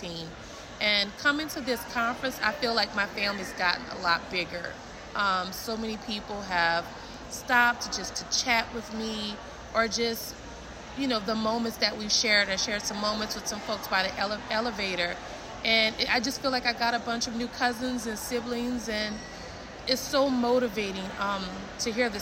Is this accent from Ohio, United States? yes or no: no; New Orleans, Louisiana, United States; I'm from New Orleans, Louisiana